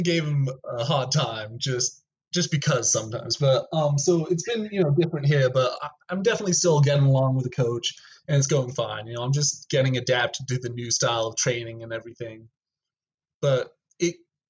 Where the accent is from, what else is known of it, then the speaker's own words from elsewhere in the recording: Rio Rancho, New Mexico, United States; I was from Rio